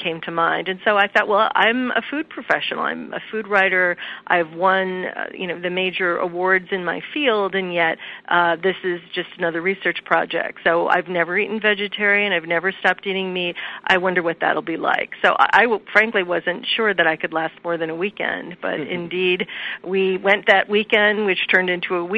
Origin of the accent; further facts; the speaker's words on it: Midwest, United States; We grew up eating meat three times a day. I'm from the Midwest